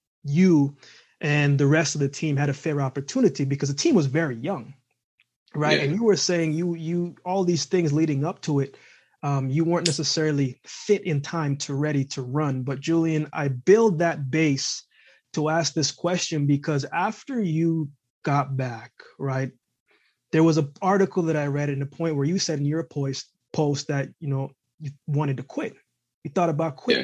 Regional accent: Westmoreland, Jamaica; moved away; I was born in Westmoreland

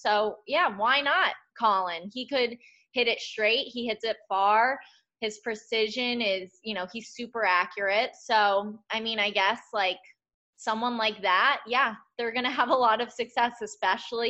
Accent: Northeast, United States; I'm from the Northeast

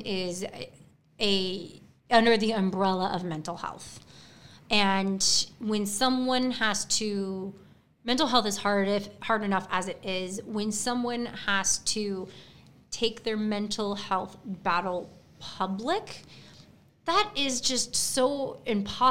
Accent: Texas, United States; I'm from Texas. I grew up on a ranch.

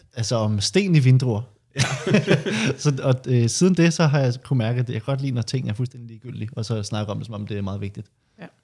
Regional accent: Høje-Taastrup, Capital Region of Denmark, Denmark; der hvor jeg er fra, Hørt Ladsaks

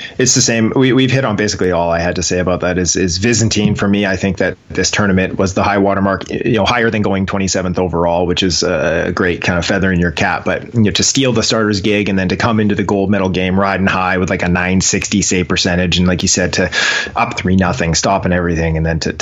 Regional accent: Comox, British Columbia, Canada; a local kid from where I grew up in Comox

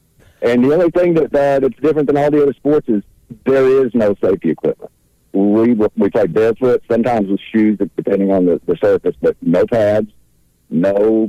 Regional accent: Oklahoma, United States; now in Fayetteville, United States; I'm Choctaw from Oklahoma, same set. We just had to do the Trail of Tears, so we're all Oklahoma.

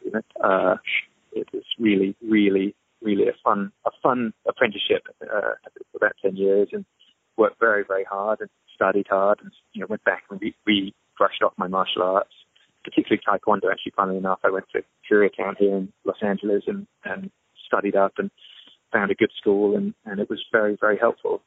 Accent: England, United Kingdom; there were a lot of schools around me growing up in England

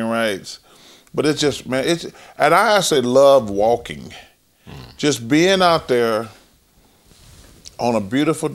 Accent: Leeds, Alabama, United States; moved away; growing up in Alabama

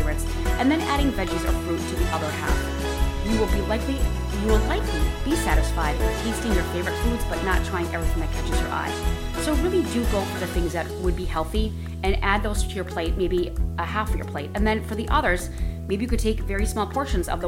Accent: Midwest, United States; moved away; I am from the Midwest originally.

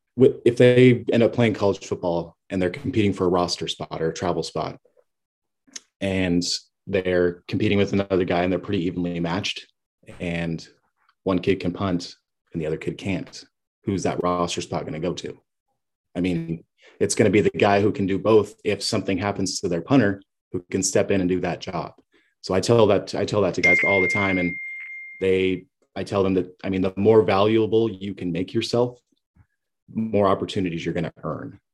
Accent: Kalispell, Montana, United States; moved away; I'm from Kalispell, Montana. Originally, I played at Flathead High School.

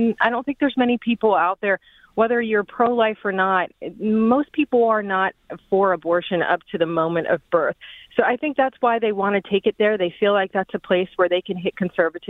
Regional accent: Norton Shores, Michigan, United States; I am from the Muskegon area. I'm from Norton Shores

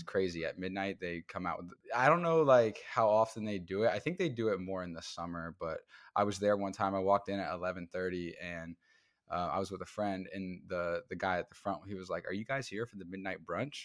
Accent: Midwest, United States; moved away as an adult; now in Brooklyn, United States; I am from the Midwest. I moved to New York in twenty

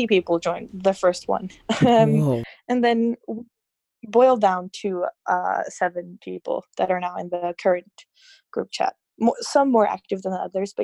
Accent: Norway; I'm from Norway

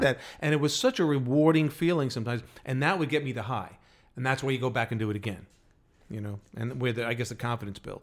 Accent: New York, United States; Got to do it in New York, in our hometowns

